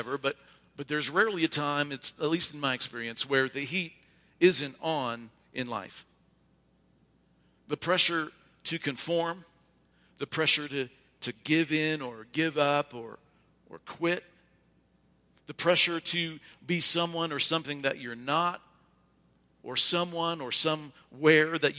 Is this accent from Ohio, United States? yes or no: yes; Ohio, United States; moved away; also born or lived in Oregon; I'm from Ohio